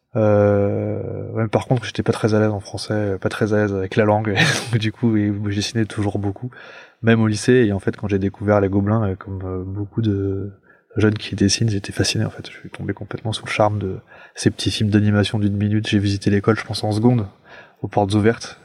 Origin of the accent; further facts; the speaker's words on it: Paris, Île-de-France, France; je suis un Parisien, moi, genre vraiment pure, pure souche, et, donc je vivais dans un appartement